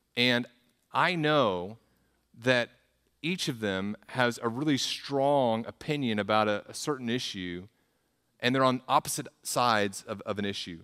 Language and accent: English; the South, United States; moved away as an adult; also born or lived in Midwest; I'm from the South